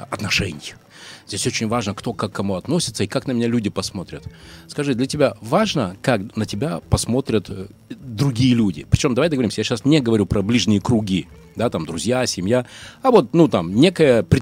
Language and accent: Russian; Izhevsk, Udmurtia, Russia; 28-го буду в Ижевске, так что имею в виду, если да. там что-то надо кому-то передать, то пожалуйста. Супер, мой родной город.